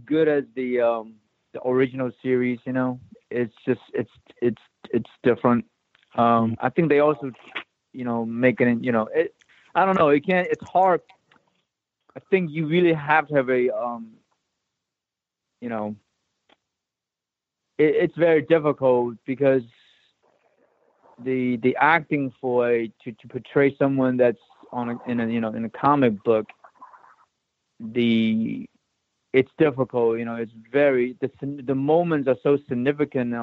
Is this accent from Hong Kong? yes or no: yes; Hong Kong; moved away; I grew up in Hong Kong